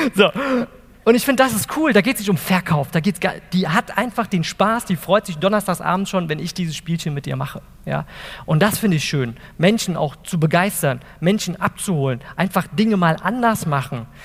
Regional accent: Wiesbaden, Hesse, Germany; also born or lived in Eltville; ich komme aus Wiesbaden, Eltville

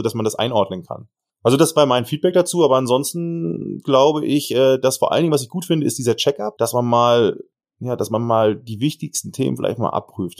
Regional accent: Germany; Kiel, Hamburg, ich komme ja sogar aus der Ecke

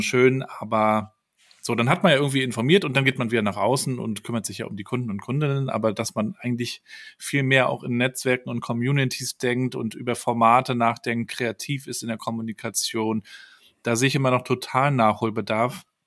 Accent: Rostock, Mecklenburg-Vorpommern, Germany; ich bin dann ähm, aus in Rostock aufgewachsen, 200.000 Einwohner

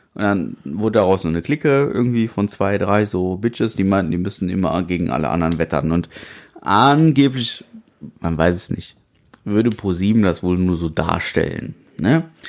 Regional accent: Germany; wo kommst du denn her? Ja, aus Deutschland

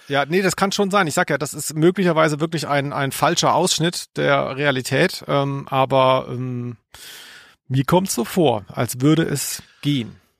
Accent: near Stuttgart, Baden-Württemberg, Germany; moved away; als ich da groß wurde, in der Nähe von Stuttgart, war das damals ein Dorf.

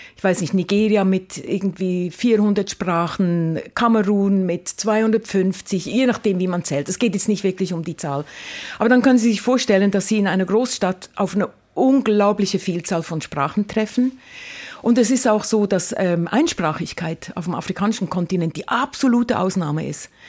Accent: Lucerne, Switzerland; moved away as an adult; also born or lived in Mombasa, Kenya / Cologne / Hamburg / Leipzig; now in Karlsruhe, Germany; ich bin in einem kleinen Häuschen aufgewachsen in der Stadt Luzern mit fünf Geschwistern

